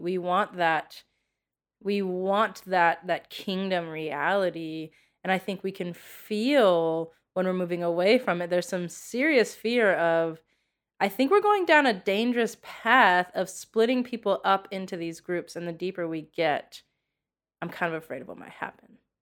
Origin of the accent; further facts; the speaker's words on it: United States; being an American